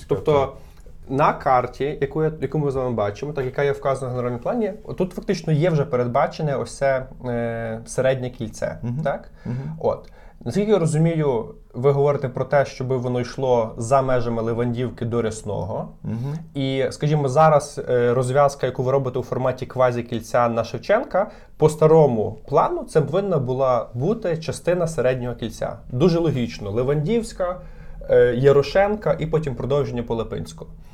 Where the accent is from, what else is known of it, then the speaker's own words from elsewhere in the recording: Lviv, Lviv Oblast, Ukraine; А я виріс на Любінській, так? І там живуть досі мої батьки